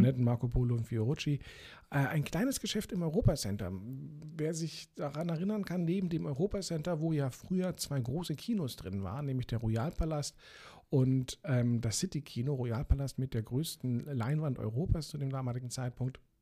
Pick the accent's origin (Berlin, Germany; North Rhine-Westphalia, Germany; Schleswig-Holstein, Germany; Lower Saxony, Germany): Berlin, Germany; Ich bin ja in Eichkamp dann aufgewachsen